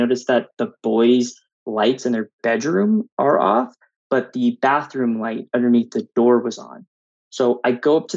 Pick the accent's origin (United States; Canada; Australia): United States; Orange County, Southern California; now in Henderson, United States; I'm originally from Southern California